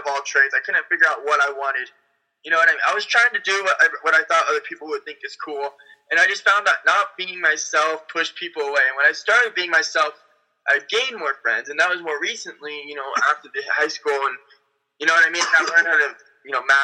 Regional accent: Las Vegas, Nevada, United States; moved away; also born or lived in Illinois / California; I was born in Illinois, spent some time in California, went to Vegas, then back to California, grew up mostly in Vegas.

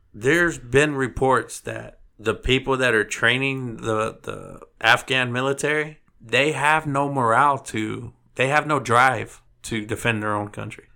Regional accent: Texas, United States; I'm from Texas

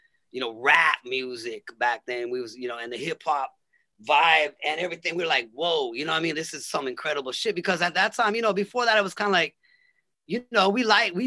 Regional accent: Los Angeles, California, United States; I'm from LA. I was kind of like all around. My dad lived in Venice. And my mom lived in the valley.

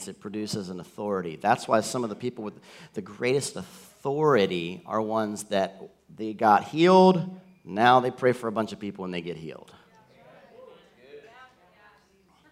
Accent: the South, United States; I grew up in the South

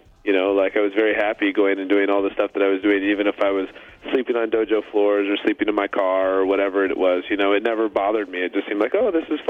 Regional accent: Washington, United States; not just being in Washington State in a small town. Like in my town

